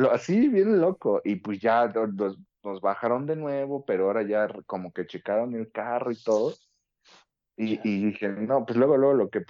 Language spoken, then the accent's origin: Spanish; Chalco, State of Mexico, Mexico; yo soy de Chalco.